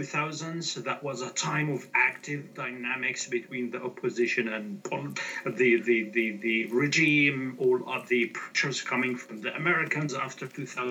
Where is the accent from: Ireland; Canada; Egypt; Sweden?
Egypt; moved away; An Egyptian as I am, I was born in Egypt, and then I start working for Al Ahram Weekly, which is a newspaper in English in Egypt, and I was a local reporter.